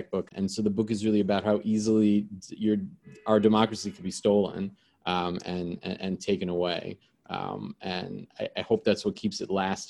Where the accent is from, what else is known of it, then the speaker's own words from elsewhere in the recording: New York City, New York, United States; I grew up in New York City. I've lived here my whole life.